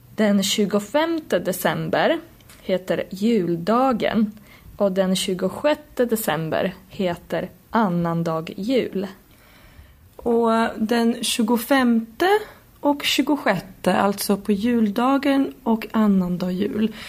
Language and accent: Swedish; Poland; moved away; jag kommer ju från Polen